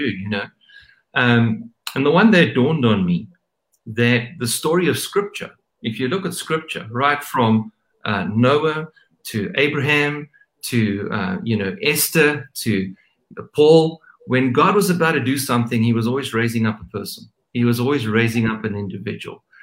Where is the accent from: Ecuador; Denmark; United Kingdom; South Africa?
South Africa; I'm South African